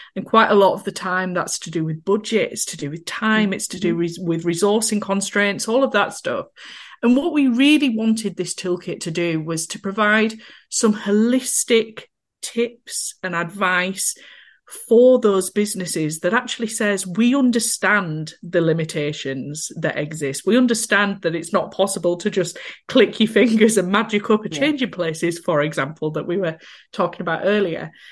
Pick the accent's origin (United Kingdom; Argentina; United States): United Kingdom; Skipton, Yorkshire and the Humber; I'm, as you can probably tell from my accent, from a little town called Skipton in North Yorkshire.